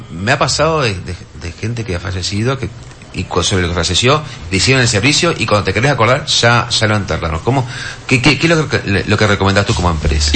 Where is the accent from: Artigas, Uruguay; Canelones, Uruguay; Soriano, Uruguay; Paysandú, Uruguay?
Paysandú, Uruguay; now in Montevideo, Uruguay; yo soy de Paysandú